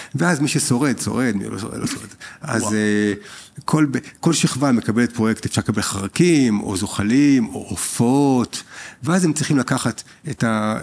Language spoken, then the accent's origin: Hebrew; Israel; אנחנו בתור ישראלים